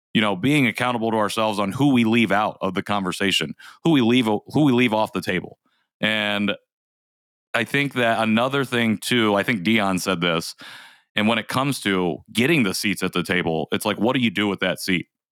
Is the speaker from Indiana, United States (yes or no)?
yes; Indiana, United States; also born or lived in South Korea; growing up in Indiana